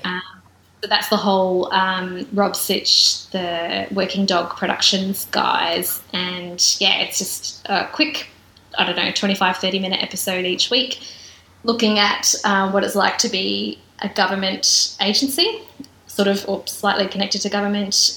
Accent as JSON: {"language": "English", "region": "South Australia", "country": "Australia", "said": "I'm from South Australia"}